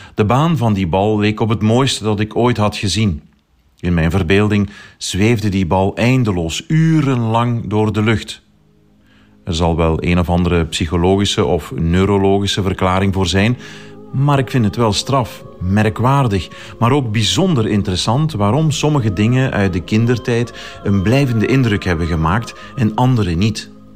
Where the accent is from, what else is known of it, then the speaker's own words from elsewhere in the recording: Tongeren, Flanders, Belgium; Als kind heb ik zelf een aantal jaar basketbal gespeeld bij mijn club in Tongeren, mijn geboorteplaats